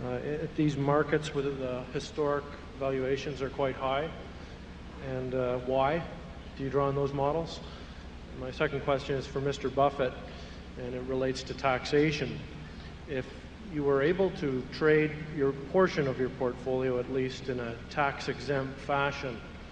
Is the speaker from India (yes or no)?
no; London, Ontario, Canada; I'm a shareholder from London, Ontario, Canada.